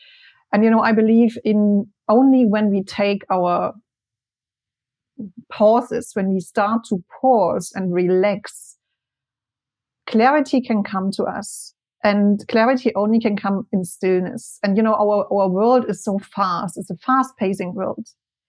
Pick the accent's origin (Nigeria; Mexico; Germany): Germany; English is a second language; moved away as an adult; also born or lived in Spain; I moved from Germany to Spain in 2010 when I was 21